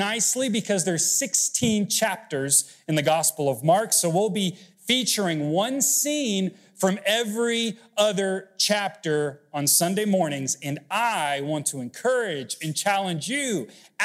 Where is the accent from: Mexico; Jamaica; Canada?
Mexico; Mexico City; moved away; I grew up was born in Mexico City, and so ransom has a negative connotation because, unfortunately, hostage and kidnappings are kind of common growing up.